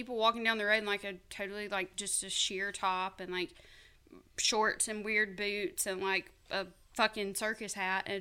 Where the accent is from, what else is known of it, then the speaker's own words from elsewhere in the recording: the South, United States; accent: Southern; moved away; I'm just Southern